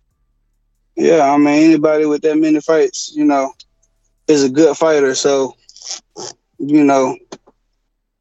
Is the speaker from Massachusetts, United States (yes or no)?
no; Dallas, Texas, United States; I'm from Oak Cliff, man. I'm from, Oak Cliff, Singing Hills, Highland Hills, you know. And I live a little bit everywhere in Dallas, but that's where I'm originally from